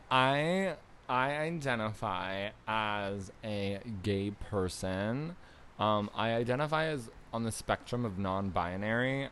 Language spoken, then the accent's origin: English; Niagara Falls, Ontario, Canada; moved away; I was born in Niagara Falls, Canada